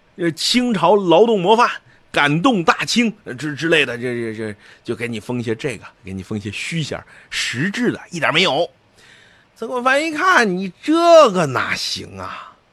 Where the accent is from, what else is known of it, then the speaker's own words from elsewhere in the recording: China; 我也是中国人